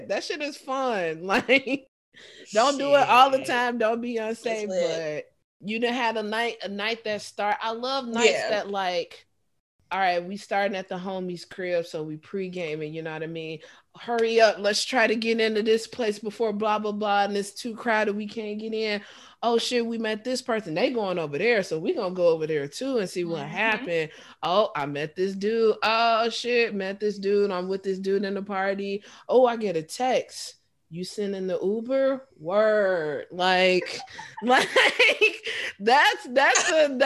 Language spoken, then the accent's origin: English; Chicago, Illinois, United States; being a Chicagoan